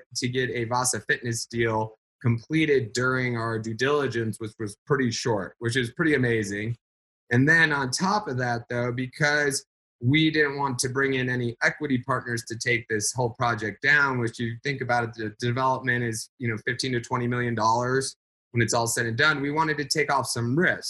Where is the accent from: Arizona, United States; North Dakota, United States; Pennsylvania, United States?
Arizona, United States; Phoenix; Phoenix, my hometown